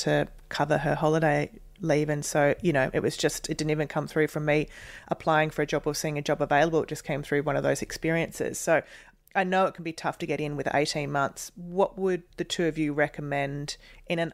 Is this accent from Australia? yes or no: yes; Western Australia, Australia; moved away as an adult; also born or lived in London; I grew up in Western Australia